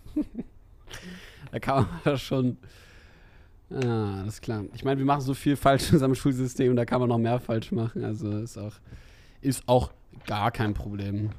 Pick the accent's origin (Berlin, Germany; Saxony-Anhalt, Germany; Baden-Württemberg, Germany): Berlin, Germany; als Berliner